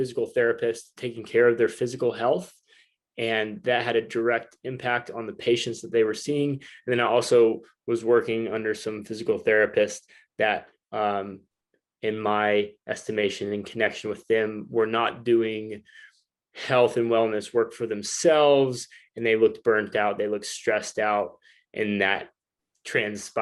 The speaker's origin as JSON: {"language": "English", "region": "Northwest Arkansas", "country": "United States", "tie": "born or raised there", "moved": "as an adult", "lives_now": "San Diego, United States", "said": "Northwest Arkansas is my hometown"}